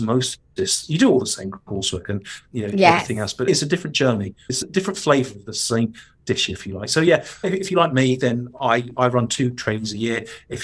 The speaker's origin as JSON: {"language": "English", "region": "London", "country": "United Kingdom", "accent": "cockney", "said": "my cockney criminal accent"}